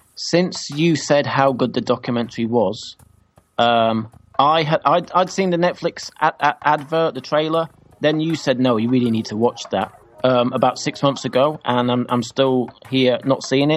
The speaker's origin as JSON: {"language": "English", "region": "England", "country": "United Kingdom", "said": "As English people and people from the UK"}